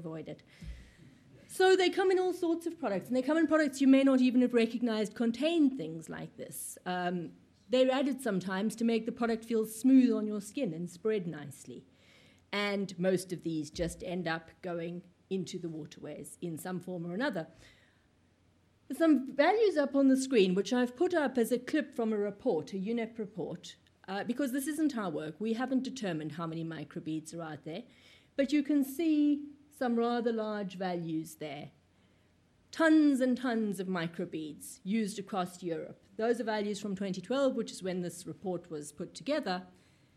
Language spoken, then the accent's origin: English; South Africa; now in United Kingdom; I come from South Africa